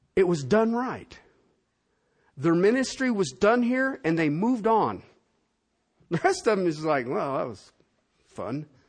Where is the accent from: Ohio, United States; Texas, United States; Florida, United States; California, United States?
Ohio, United States; moved away; also born or lived in Cincinnati; I'm from Ohio. All of my people are in Southern Ohio and Kentucky and Tennessee